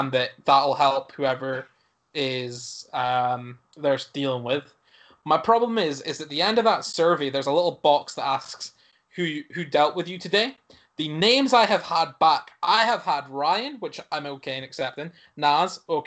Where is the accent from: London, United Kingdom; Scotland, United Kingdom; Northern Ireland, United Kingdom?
Scotland, United Kingdom; Aberdeen; Aberdeen. And they're like, no, you're not. And I'm like, well, I am. Born there.